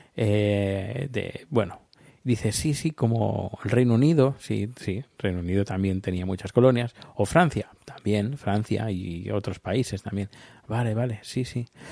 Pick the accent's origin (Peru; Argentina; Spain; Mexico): Spain; yo soy de España